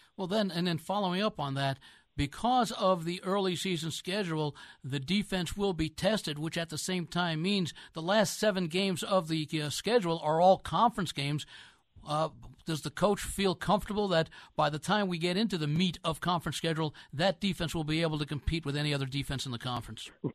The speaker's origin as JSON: {"language": "English", "region": "New York area", "country": "United States", "tie": "born or raised there", "said": "I grew up in the New York area"}